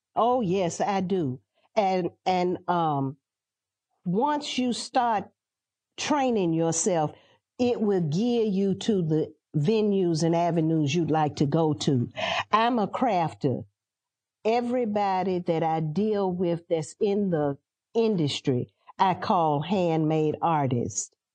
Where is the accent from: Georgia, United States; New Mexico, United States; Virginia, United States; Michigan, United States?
Georgia, United States; Atlanta; also born or lived in Athens, Georgia / Washington, D.C.; now in South Carolina, United States; I'm a city girl. I grew up in Atlanta and Athens and Washington, D C